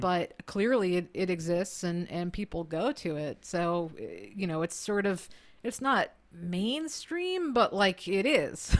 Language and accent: English; United States; as an American